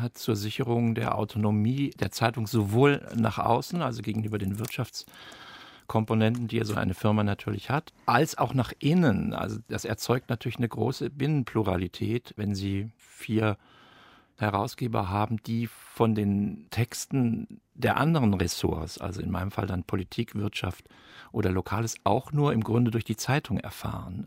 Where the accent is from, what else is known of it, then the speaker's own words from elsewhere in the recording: Darmstadt, Hesse, Germany; Ich bin in Darmstadt groß geworden